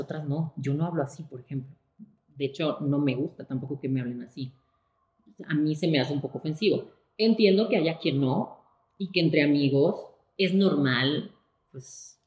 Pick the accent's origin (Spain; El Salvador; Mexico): Spain; moved away; también soy una mujer española, también soy una mujer eh, migrante